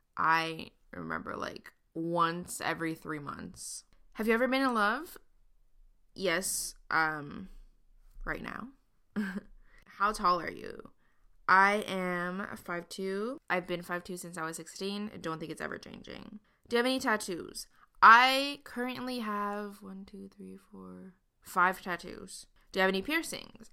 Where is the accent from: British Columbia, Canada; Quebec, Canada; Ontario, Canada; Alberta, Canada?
Quebec, Canada; Montreal; I grew up in Montreal, Canada, and I still live here